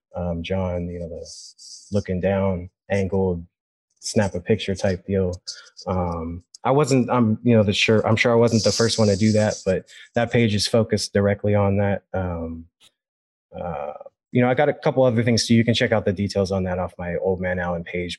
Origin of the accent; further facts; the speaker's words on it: Sacramento, California, United States; I grew up in Sacramento my whole life